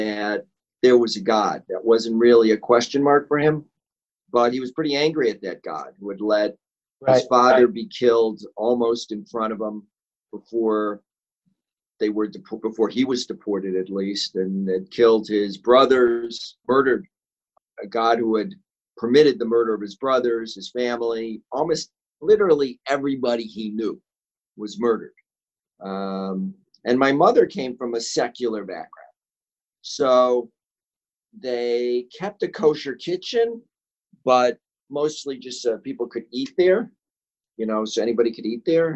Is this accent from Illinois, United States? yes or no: yes; Chicago, Illinois, United States; I was born in Chicago in a lower middle class neighborhood, East Rogers Park.